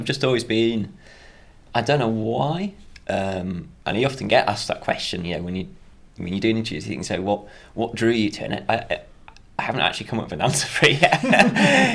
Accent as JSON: {"language": "English", "town": "Darley", "region": "Yorkshire and the Humber", "country": "United Kingdom", "said": "I'm from Yorkshire, which is in North England. Just a really small village called Darley. Nearest town's a place called Harrogate"}